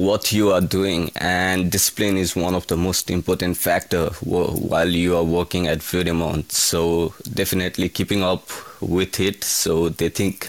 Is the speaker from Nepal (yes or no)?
yes; Nepal; So I'm from Nepal, the beautiful country in the whole world, I would say. So I'm from Nepal, and basically I'm from a middle class family back in Nepal.